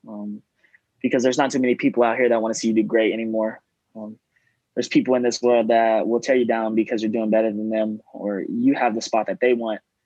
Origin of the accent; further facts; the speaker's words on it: Gilmer, Texas, United States; moved away as an adult; now in Houston, United States; I'm from Gilmer, Texas, um, small town. It's in East Texas